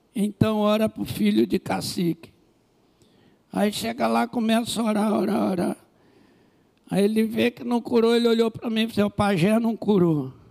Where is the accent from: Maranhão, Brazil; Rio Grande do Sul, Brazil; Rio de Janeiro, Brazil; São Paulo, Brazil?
Rio de Janeiro, Brazil; eu sou do Rio de Janeiro, no Brasil.